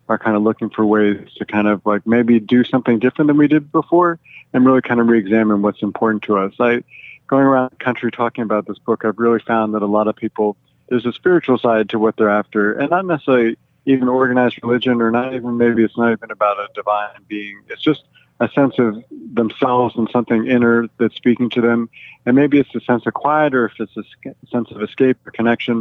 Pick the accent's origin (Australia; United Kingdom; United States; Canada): United States; Los Angeles, California; moved away as an adult; also born or lived in Wisconsin; now in Milwaukee, United States; I grew up in Los Angeles